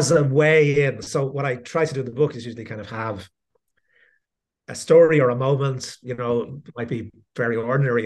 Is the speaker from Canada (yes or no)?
no; Dublin, Leinster, Ireland; moved away as an adult; now in Princeton, United States; I come from Dublin in Ireland, although I'm talking to you from Princeton in New Jersey, where I teach. And I grew up in Dublin